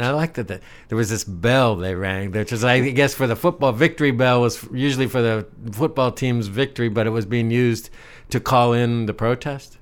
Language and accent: English; Ohio, United States; I'm from Ohio